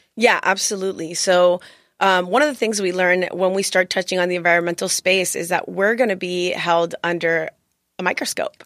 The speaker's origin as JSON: {"language": "English", "town": "Miami", "region": "Florida", "country": "United States", "moved": "as an adult", "lives_now": "San Diego, United States", "said": "I'm actually an attorney, and I'm from Miami, Florida"}